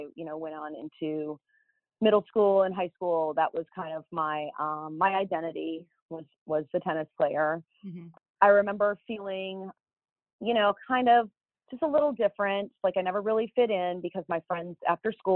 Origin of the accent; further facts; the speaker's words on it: Los Angeles, California, United States; I grew up in Southern California, a suburb of Los Angeles, Northridge, California